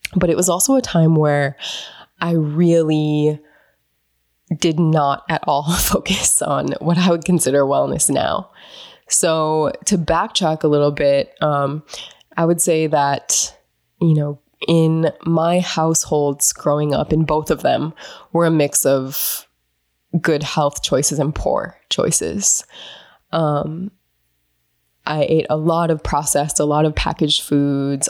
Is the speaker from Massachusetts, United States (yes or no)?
no; North Dakota, United States; moved away; growing up in North Dakota